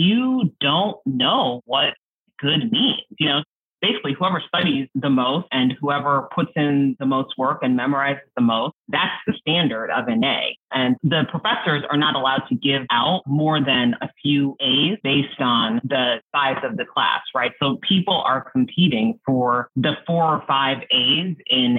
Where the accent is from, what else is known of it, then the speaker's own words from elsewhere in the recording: New York, United States; also born or lived in Japan; I grew up in New York